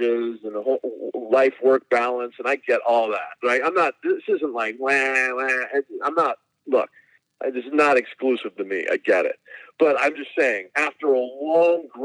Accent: Burbank, California, United States; also born or lived in Hong Kong; eventually he settled down in Burbank out in Los Angeles, which is where, we spent our entire lives

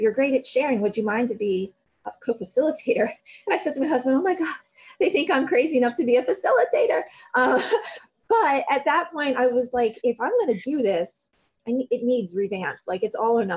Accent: Carlisle, Pennsylvania, United States; I'm a lifer. I'm 3 minutes down the road on the same road

